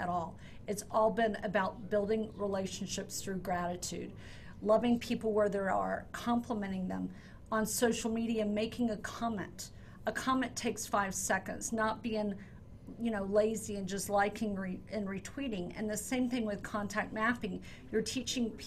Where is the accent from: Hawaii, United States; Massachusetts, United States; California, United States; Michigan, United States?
Hawaii, United States; also born or lived in Texas; I was born in Texas and raised in Hawaii